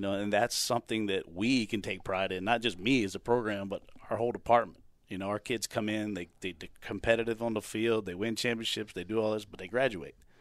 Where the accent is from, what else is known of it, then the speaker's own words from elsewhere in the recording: Chesapeake, Virginia, United States; moved away as an adult; now in Mount Olive, United States; I grew up in Chesapeake, Virginia Beach, Hampton Roads